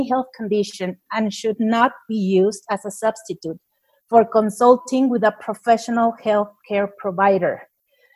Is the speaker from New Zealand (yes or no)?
no; Mexico; I'm from Mexico